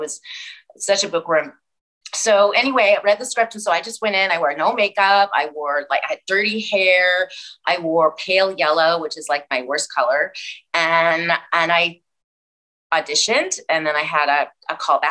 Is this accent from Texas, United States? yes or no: no; Missouri, United States; I grew up in Missouri